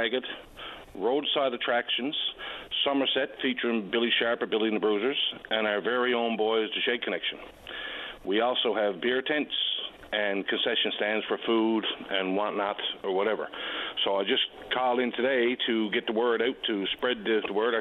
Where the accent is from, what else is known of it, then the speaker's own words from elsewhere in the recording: Lower Island Cove, Newfoundland and Labrador, Canada; I'm calling today. I'm from Lower Alancove, vice president of the AYLA out here